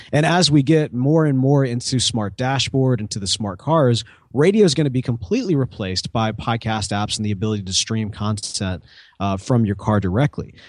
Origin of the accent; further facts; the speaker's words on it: Mississippi, United States; I'm also from Mississippi